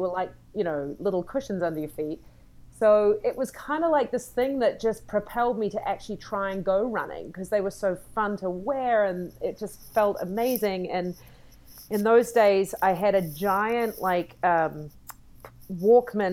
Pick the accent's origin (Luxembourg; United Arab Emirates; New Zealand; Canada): New Zealand; accent: New Zealand; now in United States; I come from New Zealand, you can tell by the accent.